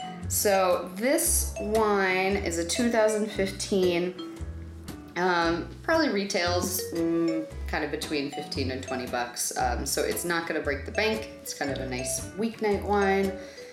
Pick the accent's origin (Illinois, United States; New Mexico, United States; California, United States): New Mexico, United States; I grew up in New Mexico. We both grew up in New Mexico, actually.